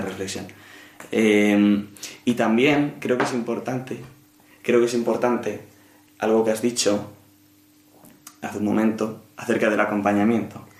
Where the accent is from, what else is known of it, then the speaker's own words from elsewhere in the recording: Madrid, Community of Madrid, Spain; nací y vivo en Madrid, así que soy madrileño 100%